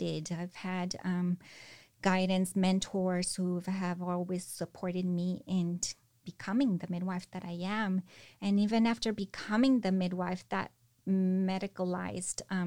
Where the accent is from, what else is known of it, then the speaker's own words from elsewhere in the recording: Salinas, California, United States; moved away as an adult; also born or lived in San Cristóbal de las Casas, Chiapas, Mexico; I was born and raised here in Salinas, born and raised going to the fields with my parents